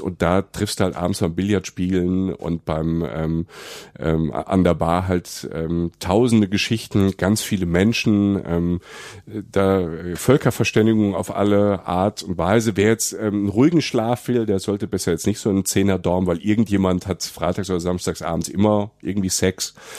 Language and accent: German; Germany; Bei uns in Deutschland